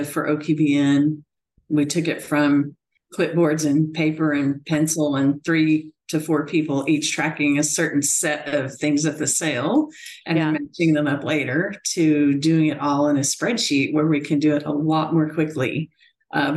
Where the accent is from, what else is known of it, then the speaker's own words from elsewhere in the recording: Sterling, Oklahoma, United States; moved away as an adult; also born or lived in College Station, Texas / Michigan; I'm a Southwest Oklahoma girl. I grew up in Sterling down in Comanche County.